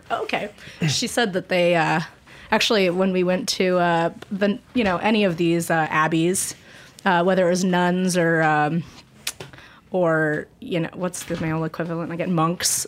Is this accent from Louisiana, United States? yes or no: no; Colorado, United States; moved away; I'm from Colorado originally